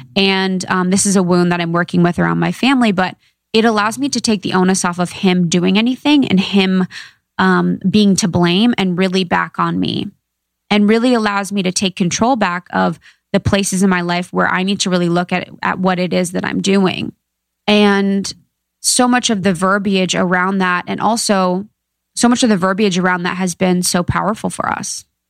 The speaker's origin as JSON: {"language": "English", "region": "Ohio", "country": "United States", "said": "I'm from Ohio, small town gal"}